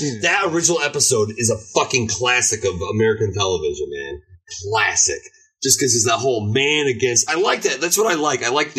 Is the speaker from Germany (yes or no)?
yes; Germany; Ladies and gentlemen, I grew up in Germany. Robot Jocks was the first toy line I fucking hit on.